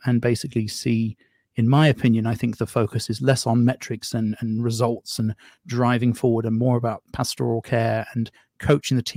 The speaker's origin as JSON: {"language": "English", "country": "United Kingdom", "tie": "born or raised there", "moved": "yes", "lives_now": "United States", "said": "you can tell I'm not from these parts. But I was raised in Britain"}